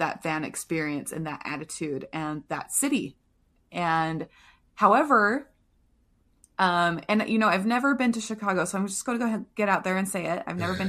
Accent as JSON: {"language": "English", "town": "Manchester", "region": "North West England", "country": "United Kingdom", "said": "And then I moved from Manchester and I lived in Liverpool for a little while, and I loved Liverpool."}